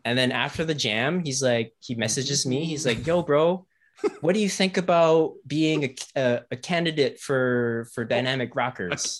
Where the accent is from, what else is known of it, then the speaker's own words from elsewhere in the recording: Ottawa, Ontario, Canada; also born or lived in Toronto / Kingston; I grew up in Ottawa